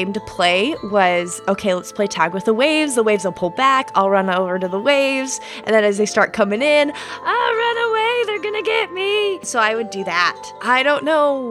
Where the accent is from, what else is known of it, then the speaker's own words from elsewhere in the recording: Idaho, United States; By West Coast, I mean Idaho. So not the coast. I'm from the Northwest